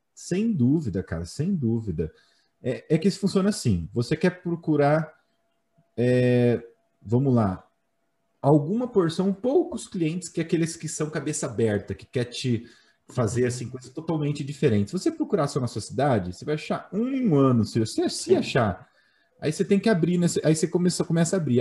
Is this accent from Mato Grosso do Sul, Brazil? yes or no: yes; Campo Grande, Mato Grosso do Sul, Brazil; Sou de Campo Grande, cara, Mato Grosso do Sul.